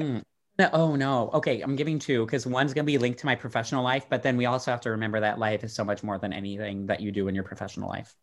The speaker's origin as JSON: {"language": "English", "town": "Dallas", "region": "Texas", "country": "United States", "tie": "born or raised there", "also_born_or_lived": "Austin, Texas", "moved": "as an adult", "lives_now": "Amsterdam, Netherlands", "said": "I grew up in Texas"}